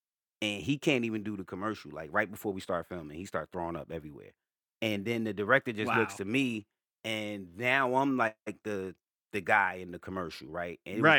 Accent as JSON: {"language": "English", "town": "Newark", "region": "New Jersey", "country": "United States", "said": "I mean, I'm from Brick City, Newark, New Jersey, but I moved around a lot."}